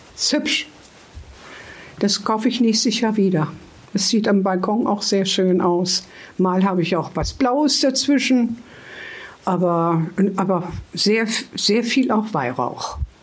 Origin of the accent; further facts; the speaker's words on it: Hameln, Lower Saxony, Germany; now in Hanover, Germany; wir sind ja aus Hameln und in Hameln hatte Mutti, das haben wir auch in so einer schönen, ruhigen Straße gewohnt